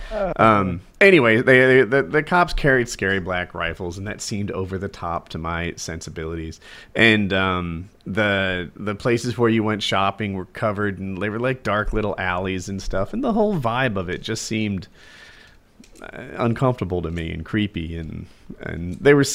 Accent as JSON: {"language": "English", "country": "United States", "said": "as an American"}